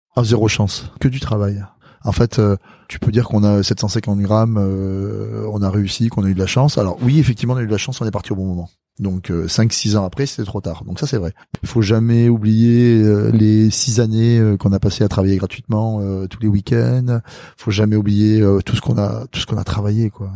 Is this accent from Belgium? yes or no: no; south-west France, France; born or raised there; also born or lived in Madagascar